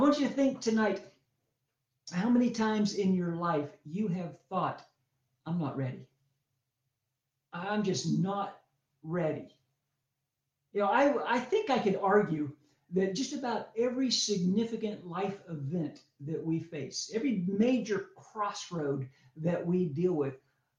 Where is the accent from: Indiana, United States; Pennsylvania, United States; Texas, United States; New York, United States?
Pennsylvania, United States; I grew up in Pennsylvania